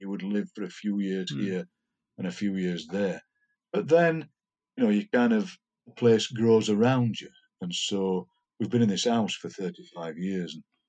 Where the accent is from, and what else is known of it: Darfield, Yorkshire and the Humber, United Kingdom; born or raised there; accent: Yorkshire